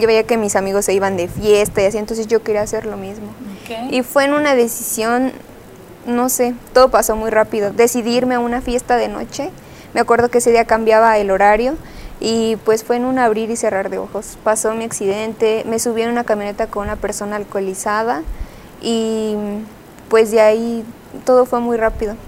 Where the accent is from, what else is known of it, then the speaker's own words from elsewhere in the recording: her home town near Celaya and Salamanca, Guanajuato, Mexico; es mi pueblo, es mi raíz.